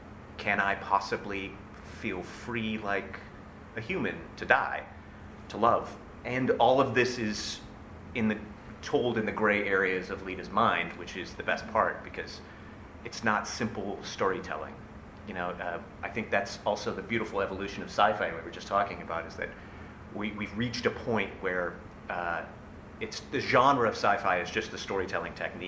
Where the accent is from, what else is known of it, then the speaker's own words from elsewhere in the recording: United States; I think I'm the only like white American guy